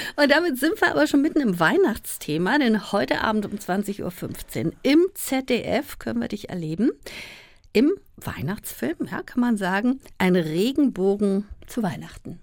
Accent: Berlin, Germany; Wilmersdorf ähm, aufgewachsen

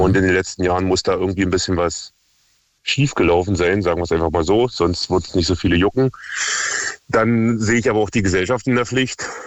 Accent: near Cottbus, Brandenburg, Germany; ich komme aus der Nähe von Cottbus

